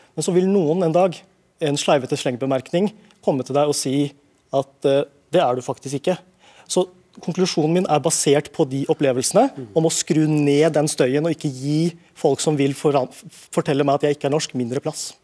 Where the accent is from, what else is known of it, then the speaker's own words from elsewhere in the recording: Norway; also born or lived in London; jeg er født her